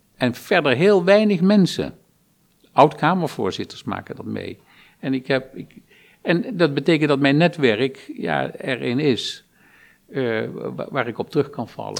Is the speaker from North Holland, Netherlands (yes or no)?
no; Lobith, Gelderland, Netherlands; Ik ben geboren in Lobit, dorpje